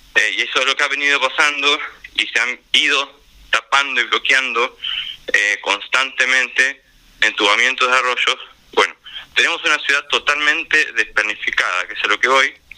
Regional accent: La Plata, Buenos Aires Province, Argentina; me crié en Villalvira, mi familia vive todavía allá

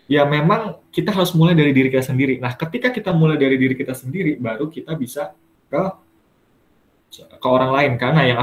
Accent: Bekasi, West Java, Indonesia; Dari asal aku Bekasi, Bekasi. Sebenarnya Bekasi. Deket kan, Bekasi Bogor tuh.

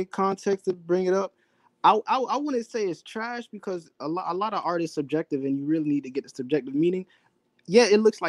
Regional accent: Florida, United States; I'm 25, Florida.

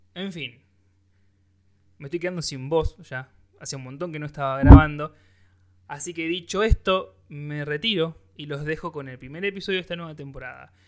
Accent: Rosario, Santa Fe, Argentina; soy rosarino, me como la S

